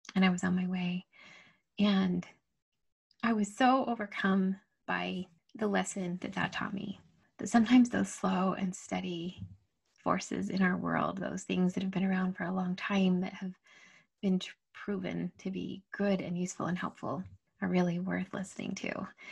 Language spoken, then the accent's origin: English; Utah, United States; I'd grown up, and born and raised in Utah, and so super comfortable in the snow